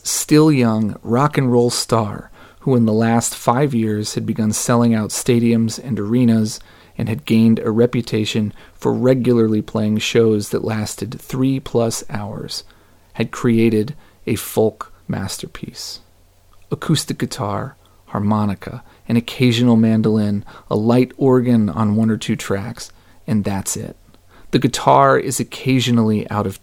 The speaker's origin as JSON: {"language": "English", "town": "Dayton", "region": "Ohio", "country": "United States", "tie": "born or raised there", "also_born_or_lived": "Virginia", "moved": "as an adult", "said": "I hadn't really lived at home in Dayton for about 7 years at this point, but this closing song made me think fondly of my hometown in Ohio"}